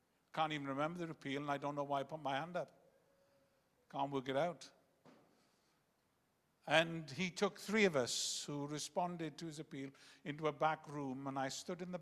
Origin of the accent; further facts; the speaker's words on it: Wales, United Kingdom; first language Welsh; English is a second language; I came from a very Welsh nationalistic background. I couldn't speak a word of English till I was 11